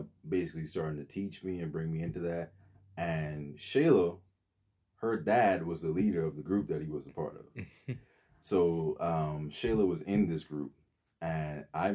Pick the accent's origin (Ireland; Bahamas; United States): Bahamas; moved away; So originally I'm from the Bahamas.